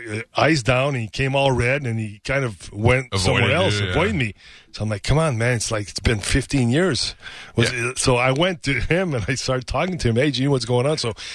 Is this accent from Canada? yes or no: yes; Canada; I'm Canadian, man. I'm Canadian.